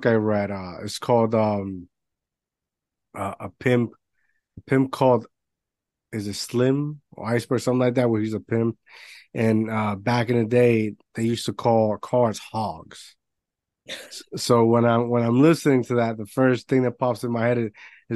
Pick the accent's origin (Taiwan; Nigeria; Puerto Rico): Puerto Rico; I grew up in Puerto Rico